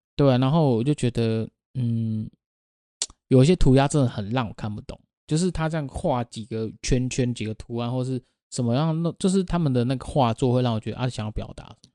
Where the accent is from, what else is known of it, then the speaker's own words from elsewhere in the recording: Taiwan; 我们台湾话